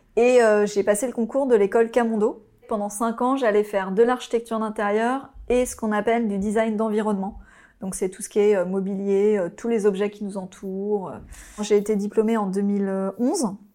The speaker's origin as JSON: {"language": "French", "area": "Oise", "region": "Hauts-de-France", "country": "France", "tie": "born or raised there", "also_born_or_lived": "Paris", "said": "J'ai grandi euh, dans l'Oise."}